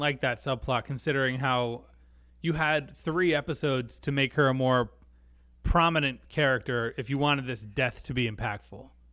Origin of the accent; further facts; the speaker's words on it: United States; as an American